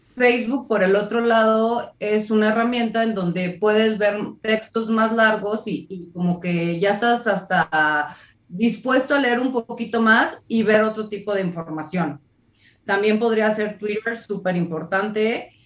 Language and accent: Spanish; Guadalajara, Jalisco, Mexico; now in Mexico City, Mexico; en Guadalajara, que es mi ciudad natal. Ahora vivo en la Ciudad de México.